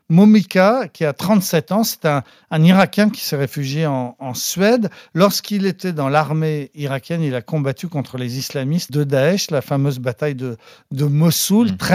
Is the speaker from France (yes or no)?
yes; France; chez nous en France